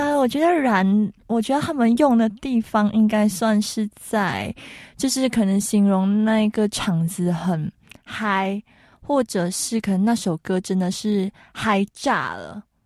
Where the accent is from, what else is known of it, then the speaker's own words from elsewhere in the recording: Malaysia; now in Taiwan; 我们马来西亚人就是真的会，哎，青菜啦